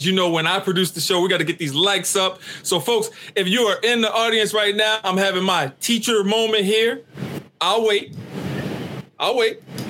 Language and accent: English; Louisiana, United States; I remember growing up in Louisiana.